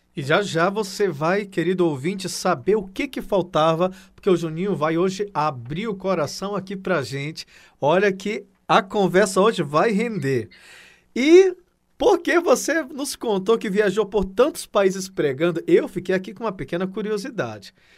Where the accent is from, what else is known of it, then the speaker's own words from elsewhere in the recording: Acre, Brazil; o Acre é minha terra